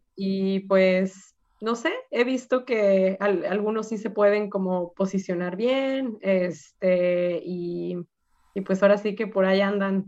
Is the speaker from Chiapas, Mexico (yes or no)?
no; Guadalajara, Jalisco, Mexico; moved away as an adult; also born or lived in Tromsø, Norway; now in Oslo, Norway; yo soy de Guadalajara